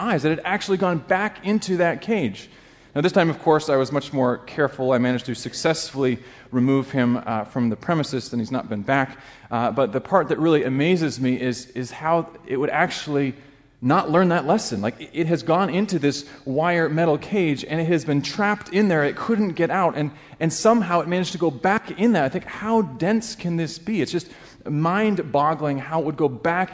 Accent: Alaska, United States; moved away; I grew up in Alaska

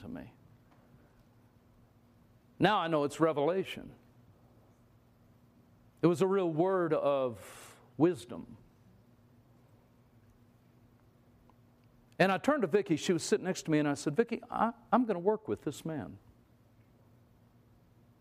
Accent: California, United States; We grew up in California

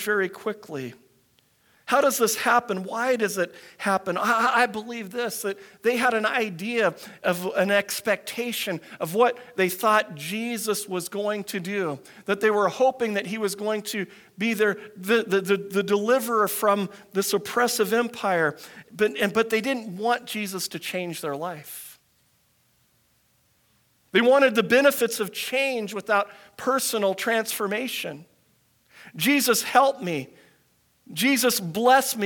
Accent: United States; moved away; I grew up in the States

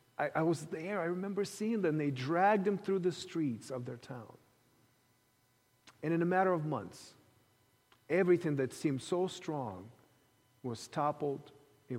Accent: Ukraine; moved away; Growing up in the Soviet Ukraine

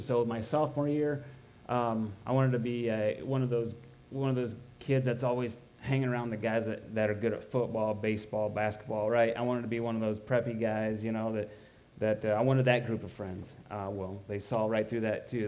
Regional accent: Roanoke, Illinois, United States; I grew up in Roanoke.

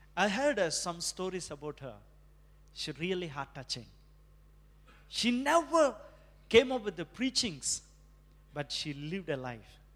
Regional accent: India; moved away; as an Indian

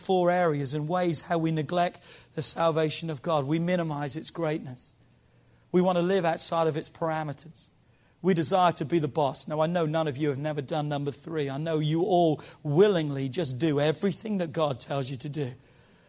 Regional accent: United Kingdom; now in United States; I'm British. I was born in Britain. I just got my American citizenship

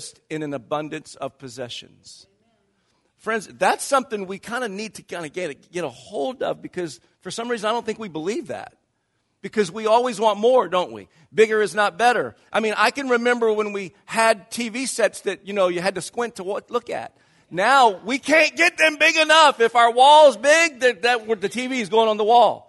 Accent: the South, United States; now in Silicon Valley, United States; I grew up in the South

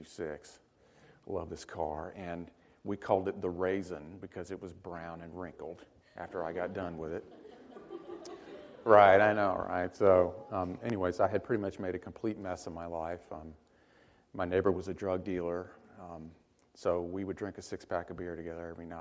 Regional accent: Hattiesburg, Mississippi, United States; I got a full scholarship to a little college in my hometown called William Carey College

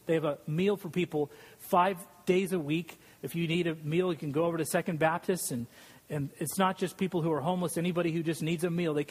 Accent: Scotland, United Kingdom; And I'm Scottish, so it's usually like 18%.

